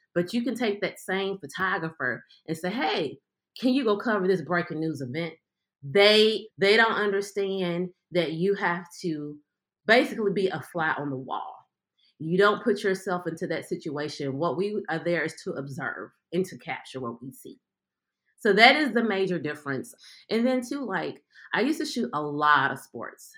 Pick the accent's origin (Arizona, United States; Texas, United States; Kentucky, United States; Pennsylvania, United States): Kentucky, United States; Louisville; I'm from Louisville, Kentucky